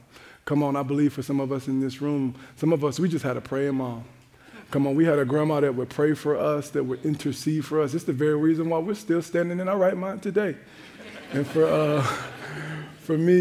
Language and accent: English; Jacksonville, Florida, United States; now in Minnesota, United States; I'm from Jacksonville, Florida, where we have one season and one temperature that we call hot. To say that life here in Minnesota has been an adjustment